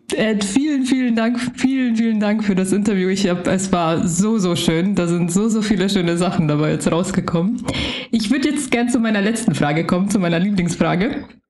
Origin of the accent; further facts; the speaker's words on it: Germany; ich ja aufgewachsen bin in Deutschland